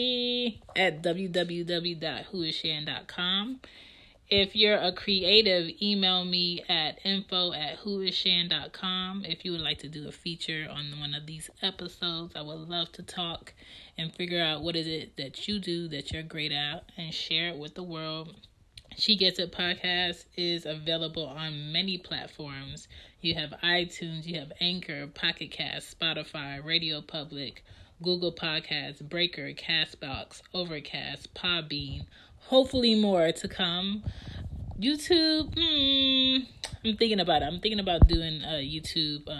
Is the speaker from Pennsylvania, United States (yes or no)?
yes; Philadelphia, Pennsylvania, United States; I'm from the West